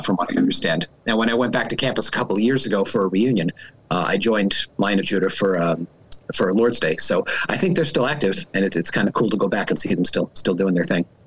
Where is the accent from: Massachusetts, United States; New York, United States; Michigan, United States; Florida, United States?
New York, United States; Long Island; moved away; I am originally from Long Island, New York